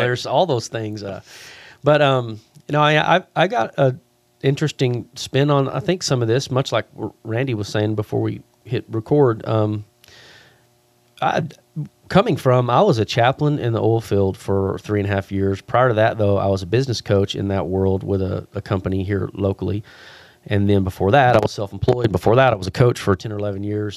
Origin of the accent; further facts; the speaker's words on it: Abilene, Texas, United States; moved away; I was born in Abilene, moved away.